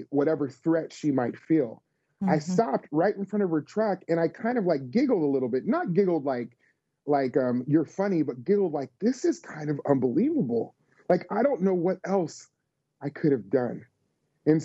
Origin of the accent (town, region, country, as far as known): Las Vegas, Nevada, United States; born or raised there; now in Tennessee, United States